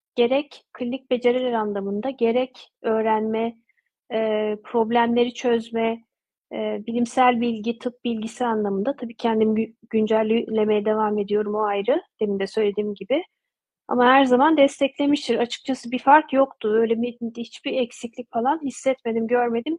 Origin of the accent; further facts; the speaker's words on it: Turkey; moved away as an adult; also born or lived in Ankara, Turkey / Odense, Denmark / Bordeaux, France; Türkiye ile olan iletişimi hep sürdürdüm e, ana vatanımla diyeyim